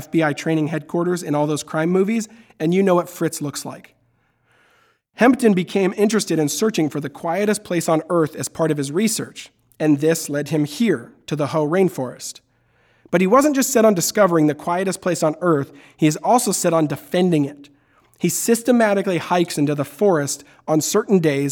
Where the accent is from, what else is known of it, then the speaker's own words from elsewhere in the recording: Tacoma, Washington, United States; I grew up in Tacoma, Washington